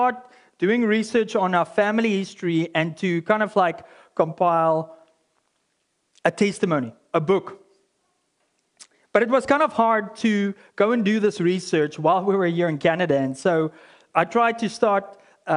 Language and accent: English; South Africa; as a South African